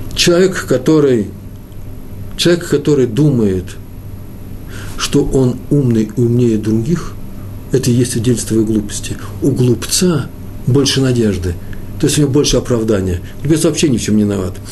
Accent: Moscow, Russia; also born or lived in Jerusalem, Israel; я москвич

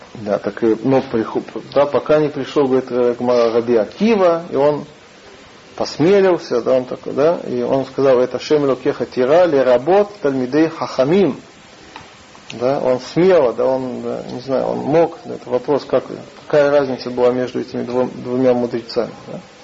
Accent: Russia; moved away; мы из России

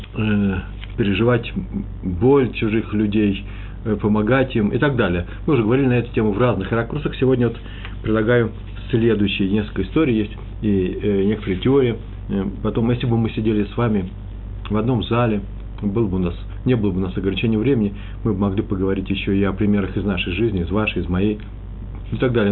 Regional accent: Russia; now in Jerusalem, Israel; мы из России

